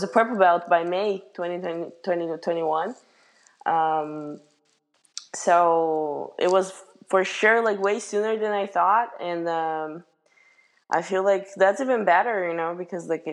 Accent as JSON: {"language": "English", "country": "Brazil", "tie": "born or raised there", "moved": "as an adult", "lives_now": "United States", "said": "I had some friends like from my hometown, actually, back in Brazil"}